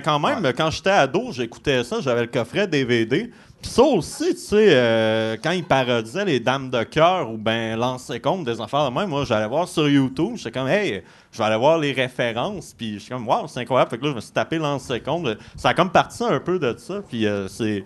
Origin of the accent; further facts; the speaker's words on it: Gaspésie, Quebec, Canada; moved away; also born or lived in Saguenay; je suis originaire de la Gaspésie